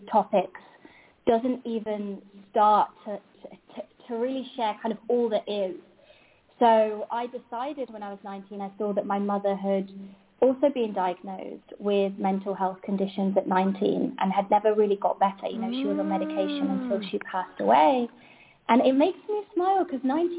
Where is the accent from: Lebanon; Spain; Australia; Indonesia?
Spain; I'm from Spain